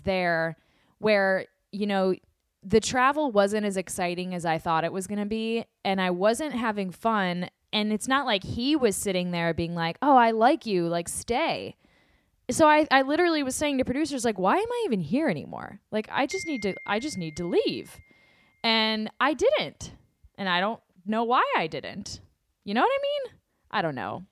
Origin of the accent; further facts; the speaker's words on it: the South, United States; I am from the South.